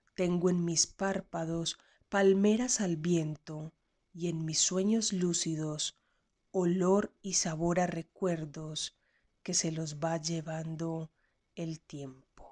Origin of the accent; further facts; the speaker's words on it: Frontino, Antioquia, Colombia; now in Medellín, Colombia; nací en el municipio de Frontino, Antioquia, y vivo en la ciudad de Medellín eh, ya hace bastantes años